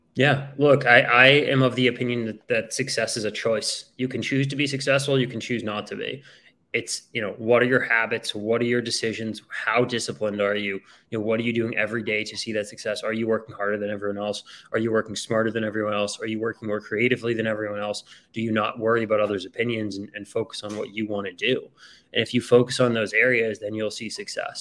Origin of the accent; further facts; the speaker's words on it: outside of Boston, Massachusetts, United States; I grew up outside of Boston, Massachusetts